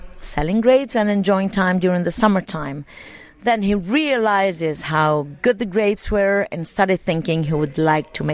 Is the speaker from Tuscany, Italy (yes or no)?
yes; Montepulciano, Tuscany, Italy; I grew up here in Montepulciano